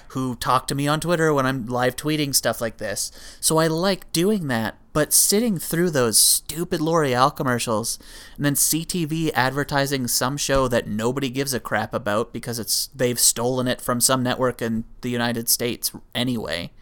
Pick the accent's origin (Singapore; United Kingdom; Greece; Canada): Canada; being a Canadian